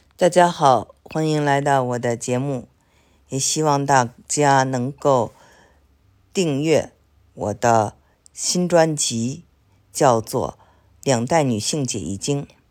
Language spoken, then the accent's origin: Chinese; China; 他们得知我是中国人